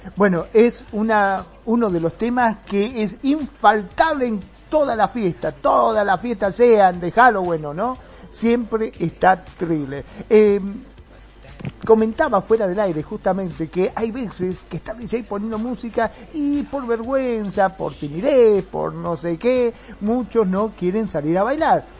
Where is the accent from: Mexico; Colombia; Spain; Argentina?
Argentina